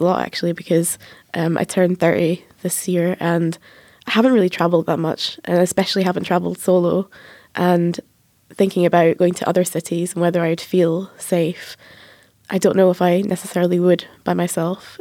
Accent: Edinburgh, Scotland, United Kingdom; I'm from Edinburgh and I was born in Edinburgh and I've lived there my whole life

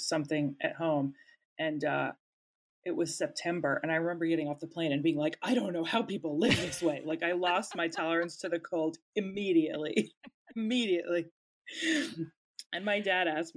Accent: New Jersey, United States; moved away as an adult; also born or lived in Pittsburgh; now in Los Angeles, United States; I grew up in New Jersey

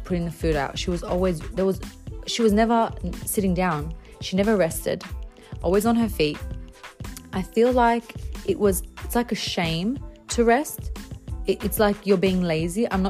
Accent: Bankstown, New South Wales, Australia; I grew up in Bankstown. I was there for a few years

